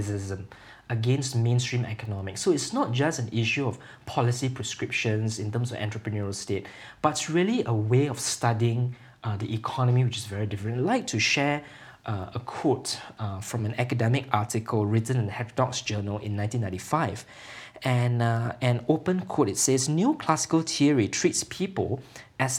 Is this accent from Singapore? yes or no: yes; Singapore; I come from Singapore